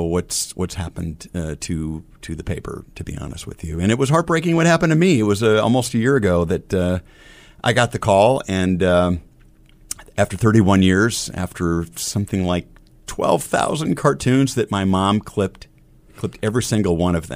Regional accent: Omaha, Nebraska, United States; drawing cartoons in a little homemade newspaper growing up in South Omaha, to drawing cartoons for the Omaha South High paper

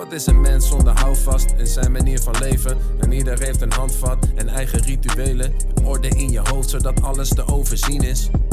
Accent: Vlaardingen, South Holland, Netherlands; moved away as an adult; also born or lived in Amsterdam; ik zei eigenlijk heel trots. Vlaardingen.

